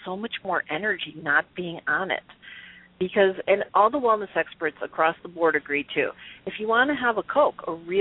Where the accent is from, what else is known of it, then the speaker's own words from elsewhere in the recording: Chicago, Illinois, United States; growing up in the Midwest in Chicago